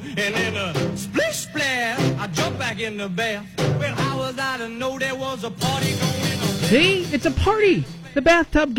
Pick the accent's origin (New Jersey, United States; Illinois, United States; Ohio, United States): New Jersey, United States; now in Bloomington, United States; I grew up in New Jersey